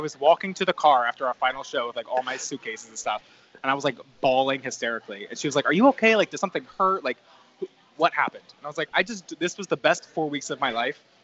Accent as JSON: {"language": "English", "region": "New Jersey", "country": "United States", "tie": "born or raised there", "also_born_or_lived": "North Carolina", "moved": "as an adult", "lives_now": "New York City, United States", "said": "growing up in New Jersey, I was only about an hour and 15 minute bus ride from my house to Port Authority"}